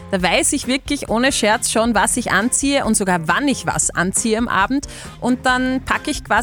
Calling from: Linz, Upper Austria, Austria; Aus Linz.

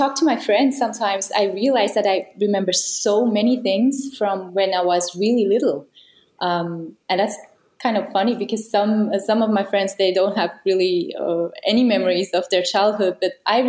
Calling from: Kriens, Lucerne, Switzerland; Hello, I'm here in Kriens in Switzerland.

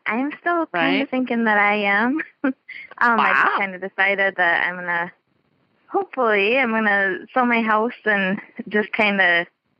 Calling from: Michigan, United States; I'm from Michigan.

